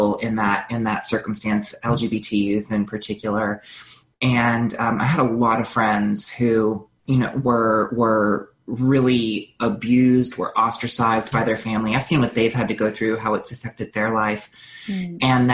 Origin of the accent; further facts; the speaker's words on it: North Carolina, United States; I was raised in North Carolina in the South